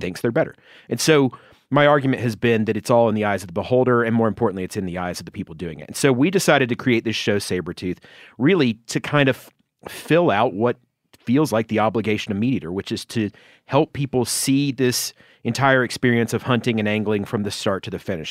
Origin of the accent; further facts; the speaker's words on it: Georgia, United States; my home state of Georgia